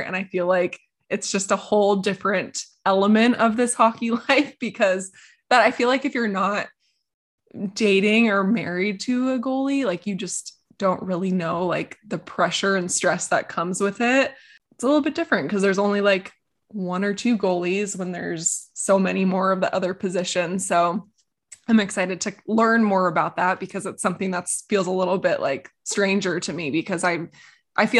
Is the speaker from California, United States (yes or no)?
yes; California, United States; growing up in California